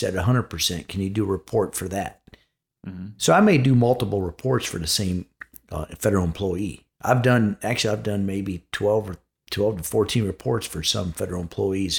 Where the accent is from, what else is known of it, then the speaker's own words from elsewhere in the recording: Chicago, Illinois, United States; moved away; I'm actually from Chicago